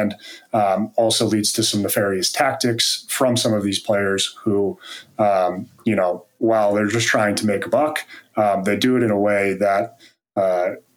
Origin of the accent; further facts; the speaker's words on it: East Coast, United States; now in Carlsbad, United States; I grew up on the East Coast